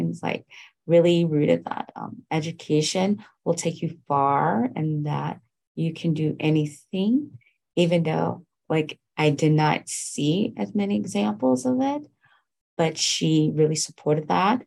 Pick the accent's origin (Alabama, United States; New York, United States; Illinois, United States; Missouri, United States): New York, United States; I was raised in New York